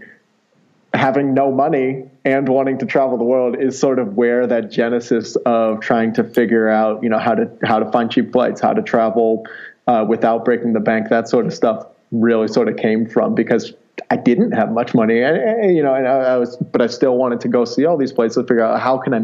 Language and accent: English; Ohio, United States; also born or lived in California / Washington, D.C. / Mexico; now in Colorado, United States; I grew up in Ohio, traveling all over